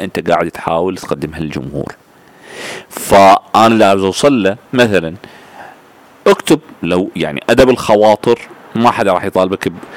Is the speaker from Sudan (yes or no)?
yes; Sudan; كوني ألبينو وسوداني في نفس الوقت